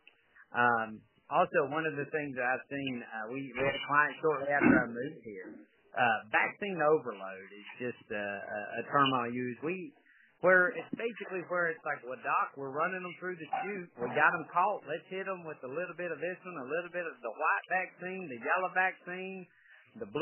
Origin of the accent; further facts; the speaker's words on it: Georgia, United States; Being born and raised in Georgia